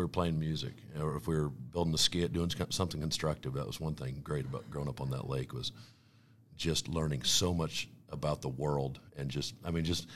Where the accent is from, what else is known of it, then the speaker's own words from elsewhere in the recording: Weatherby Lake, Missouri, United States; I was supposed to grow up in Platte County, and was raised by, two hardworking parents that raised four boys, and I grew up, moved to Wetherby Lake in 1984